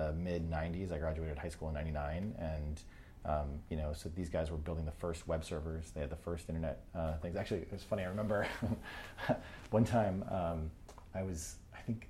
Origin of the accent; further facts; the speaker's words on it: New Hampshire, United States; I grew up in New Hampshire